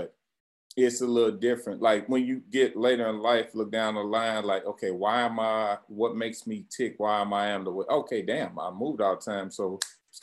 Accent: St. Louis, Missouri, United States; growing up in St. Louis, we moved like every damn year

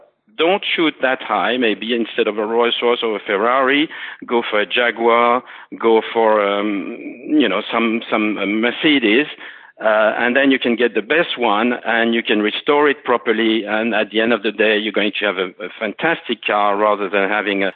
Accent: Alsace, Grand Est, France; my father and myself, we grew up in Alsace, which is really Bugatti country

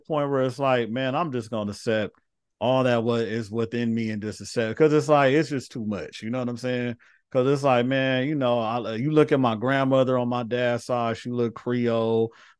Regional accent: Finland; I was raised in Finland. So to me, I'm Finnish.

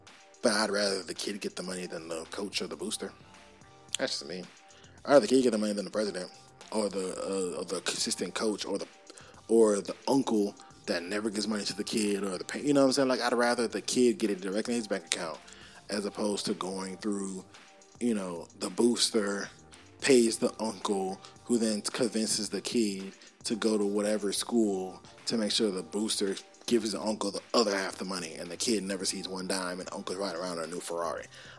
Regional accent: Baton Rouge, Louisiana, United States; I'm from Baton Rouge. I'm an LSU fan.

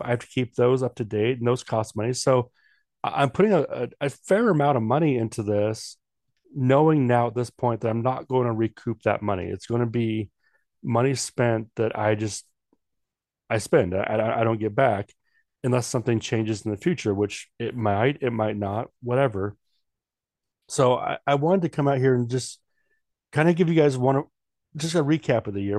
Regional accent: Washington, United States; moved away as an adult; also born or lived in Oregon; now in North Dakota, United States; I'm from the Northwest, born and raised

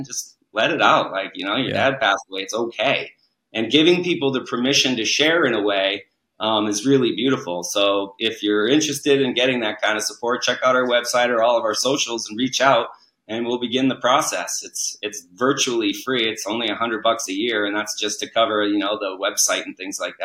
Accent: New England, United States; moved away; I grew up in New England

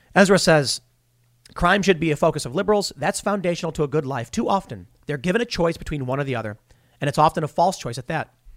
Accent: Chicago, Illinois, United States; I grew up on the South Side of Chicago

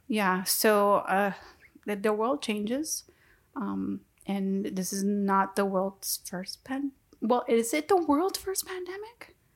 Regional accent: Texas, United States; I'm from Texas

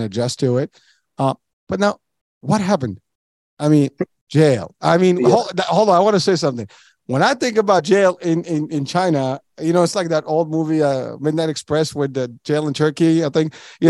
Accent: Morocco; moved away; When I was a kid, I was born and raised in Morocco

